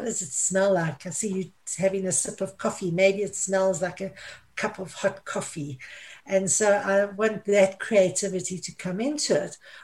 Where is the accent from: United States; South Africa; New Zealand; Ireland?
South Africa; moved away as an adult; also born or lived in Middle East; I'm South African. I left South Africa. I went to live in the Middle East. And finally, the Middle East kicked me out because of my age, so I returned to South Africa